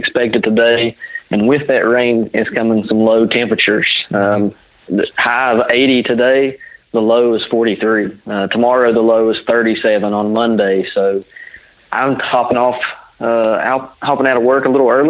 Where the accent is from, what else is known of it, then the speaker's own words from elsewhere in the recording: West Virginia, United States; I'm actually from West Virginia, not from Ohio